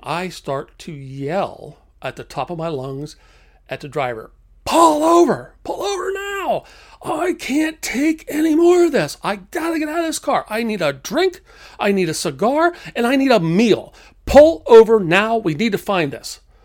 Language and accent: English; United States; being an American